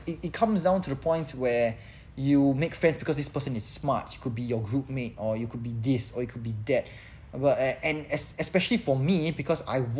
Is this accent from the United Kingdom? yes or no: no; Singapore; in few places, as a Singaporean male.